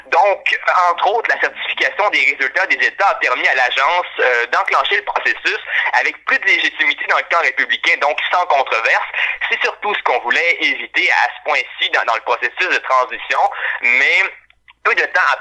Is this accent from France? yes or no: no; Canada; en tant que Canadien